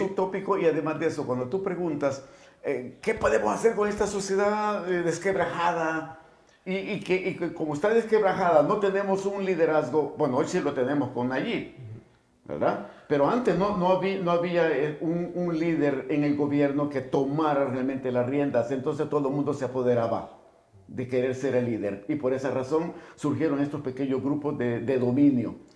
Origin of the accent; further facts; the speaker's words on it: El Salvador; el salvadoreño, como salvadoreño, nos desenvolvemos